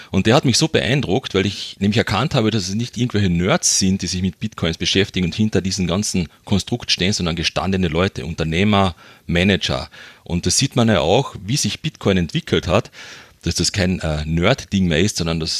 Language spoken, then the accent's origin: German; Carinthia, Austria; accent: Carinthian; ich bin ein Kärntner, man hört es beim Dialekt vielleicht ein bisschen.